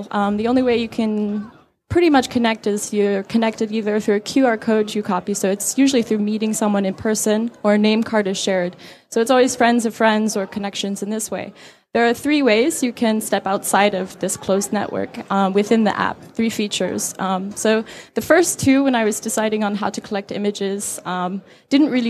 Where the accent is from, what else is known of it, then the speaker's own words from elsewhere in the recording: Saudi Arabia; now in Beijing, China; I live in Beijing, China, and um, I'm American, but I grew up in Saudi Arabia, so I grew up in a very censored culture at a young age